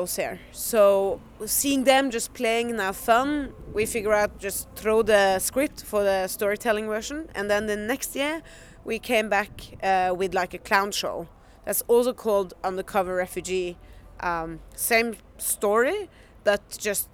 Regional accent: Norway; I'm from Norway

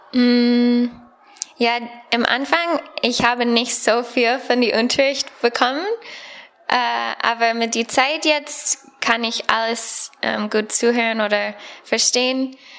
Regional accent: United States; German is a second language; moved away as an adult; now in Bonn, Germany; ich komme aus Amerika und ja, ich bin Student hier am Bibelseminar Bonn

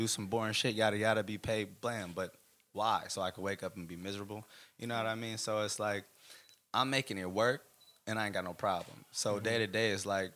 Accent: the Bay Area, California, United States; I'm forever from the Bay, and people will know

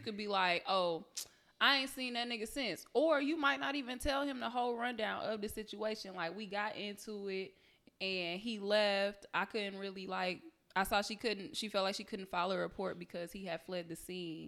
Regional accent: Detroit, Michigan, United States; I'm from Detroit.

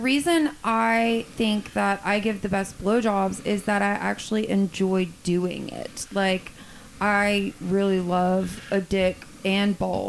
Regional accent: Lake Charles, Louisiana, United States; moved away as an adult; now in Dallas-Fort Worth, United States; when I moved to Dallas-Fort Worth, it was right after Hurricane Rita hit my hometown of Lake Charles, Louisiana. And when we had to evacuate, so I was 19.

